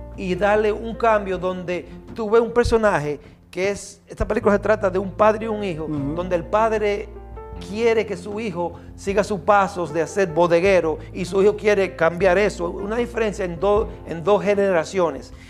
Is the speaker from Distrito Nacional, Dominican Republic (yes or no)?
no; Baitoa, Santiago, Dominican Republic; nací en Baitoa, Santiago.